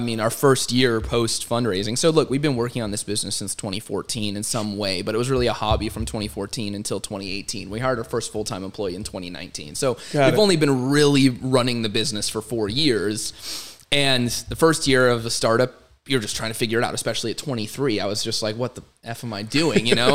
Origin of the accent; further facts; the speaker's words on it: Arizona, United States; I was born and raised in Arizona